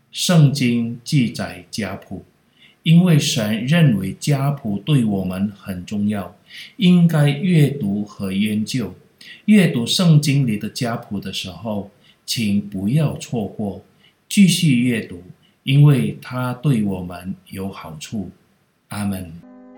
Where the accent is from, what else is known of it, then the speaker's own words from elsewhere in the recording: Indonesia; 我是客家人